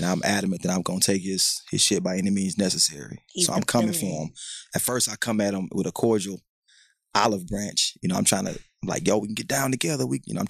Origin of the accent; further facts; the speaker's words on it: Houston, Texas, United States; I'm from Houston, born and raised.